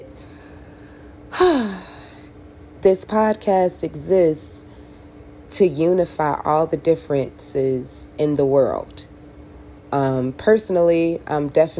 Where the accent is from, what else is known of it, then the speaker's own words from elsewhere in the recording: Chicago, Illinois, United States; also born or lived in Las Vegas / Miami; now in Las Vegas / Miami, United States; I'm from Chicago. I relocated to Las Vegas, and then I relocated to Miami